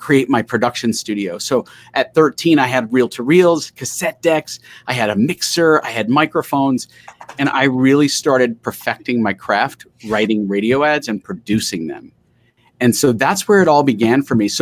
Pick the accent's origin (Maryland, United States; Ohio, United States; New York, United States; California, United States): New York, United States; New York City; I grew up in Queens